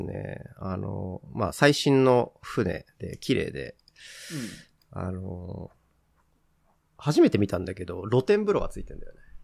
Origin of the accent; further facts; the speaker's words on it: Aichi, Japan; now in Chiba, Japan; 愛知県が自分の実家